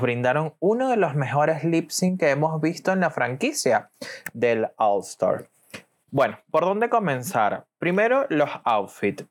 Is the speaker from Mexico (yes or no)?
no; Venezuela; soy de Venezuela